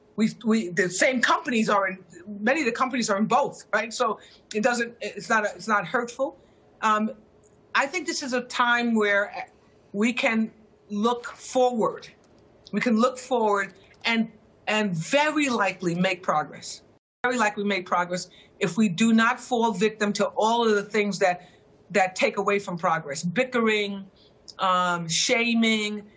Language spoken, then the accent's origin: English; United States; moved away as an adult; now in London, United Kingdom; I'm an American, and I live in London.